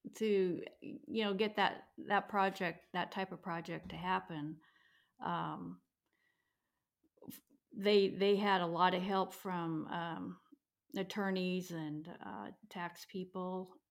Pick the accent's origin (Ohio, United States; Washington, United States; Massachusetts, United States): Washington, United States; Toledo; also born or lived in Seoul, Korea; I grew up in Toledo, which is primary, it was a logging community